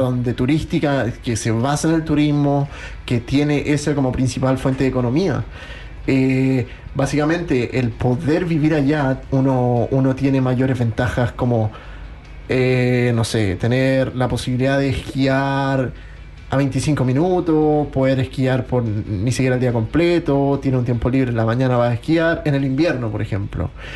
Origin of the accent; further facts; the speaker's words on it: Chile; moved away as an adult; also born or lived in Queenstown, New Zealand; now in Christchurch, New Zealand; nosotros somos de Chile